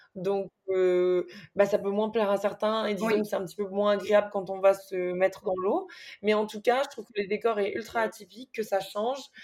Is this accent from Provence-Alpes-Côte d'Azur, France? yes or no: yes; Nice, Provence-Alpes-Côte d'Azur, France; Je suis née à Nice et j'ai toujours vécu à Nice jusqu'à maintenant